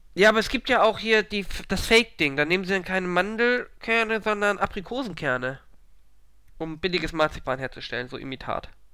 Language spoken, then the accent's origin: German; Hamburg, Germany; als Hamburger